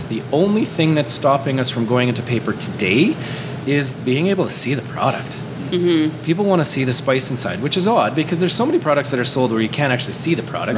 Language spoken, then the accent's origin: English; Canada; we're Canadian and we're local